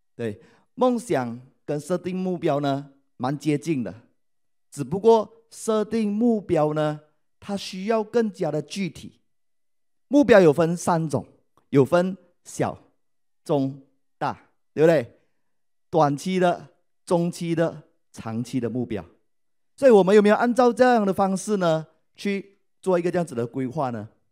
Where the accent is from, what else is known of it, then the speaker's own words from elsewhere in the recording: Malaysia; 我来自马来西亚，是爱多美的王冠大师以及王冠领袖俱乐部成员